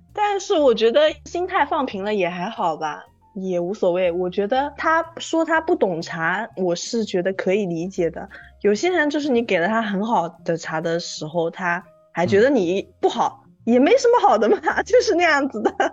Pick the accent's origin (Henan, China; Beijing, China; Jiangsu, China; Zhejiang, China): Zhejiang, China; Taizhou; moved away as an adult; now in Lishui, China; 我是浙江台州海边长大的人